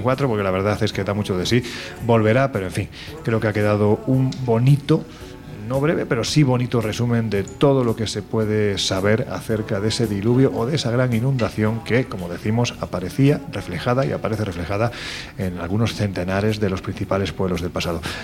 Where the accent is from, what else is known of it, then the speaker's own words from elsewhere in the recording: Andalusia, Spain; Soy andaluz